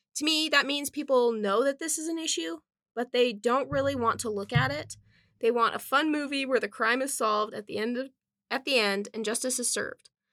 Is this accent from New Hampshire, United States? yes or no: no; Wind River Indian Reservation, Wyoming, United States; I was born and raised on the Wind River Indian Reservation